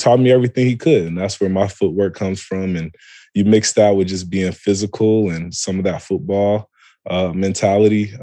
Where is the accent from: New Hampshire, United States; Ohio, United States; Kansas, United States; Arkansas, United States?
Ohio, United States; Toledo; also born or lived in Columbus, Ohio; I'm born and raised in Toledo, Ohio.